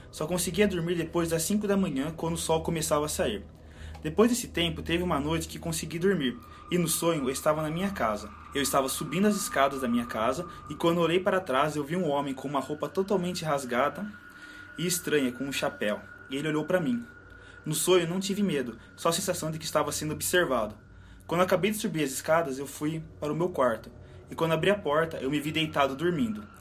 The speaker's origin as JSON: {"language": "Portuguese", "town": "Belo Horizonte", "region": "Minas Gerais", "country": "Brazil", "said": "Tenho 23 anos e sou de BH, Minas Gerais."}